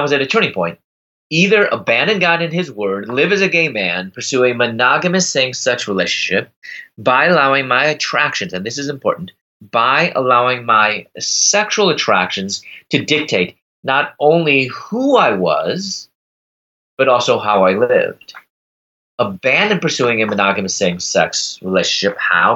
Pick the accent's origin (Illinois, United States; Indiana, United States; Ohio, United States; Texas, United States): Illinois, United States; Chicago; moved away as an adult; also born or lived in Louisville, Kentucky; I'm from Chicago. I moved to Louisville, Kentucky at the time